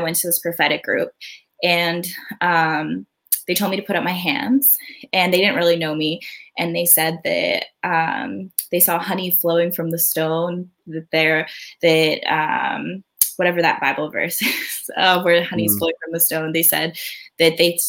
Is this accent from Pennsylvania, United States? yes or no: yes; outside of Philadelphia, Pennsylvania, United States; also born or lived in Myrtle Beach, South Carolina; we grew up outside of Philadelphia